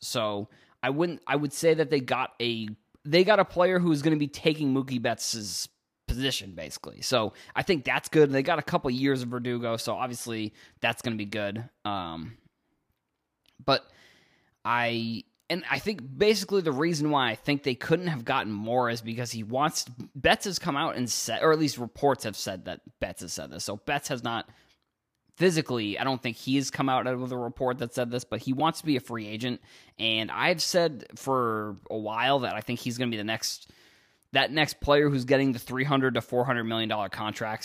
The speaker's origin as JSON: {"language": "English", "area": "Cape Cod", "region": "Massachusetts", "country": "United States", "also_born_or_lived": "outside of Boston", "moved": "as an adult", "lives_now": "Boston area, United States", "said": "I'm from Cape Cod and moved here after college"}